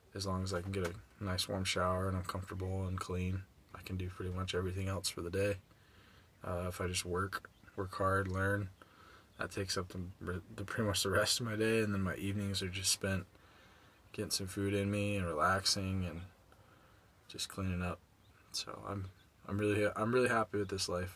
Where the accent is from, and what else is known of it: Nipomo, California, United States; born or raised there